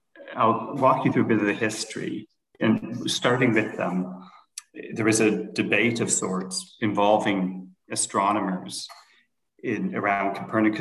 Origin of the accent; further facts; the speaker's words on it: Canada; moved away as an adult; also born or lived in United States / Toronto, Canada / London, Ontario, Canada; now in Denmark; I'm a Canadian citizen